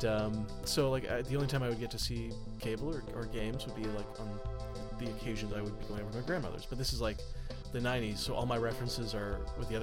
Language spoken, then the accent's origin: English; Calgary, Alberta, Canada; moved away; I'm from Calgary.